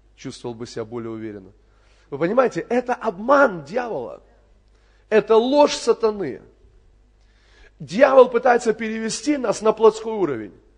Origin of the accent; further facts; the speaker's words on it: Kerch, Crimea, Ukraine; moved away; это мой родной город. Я там родился в Керчи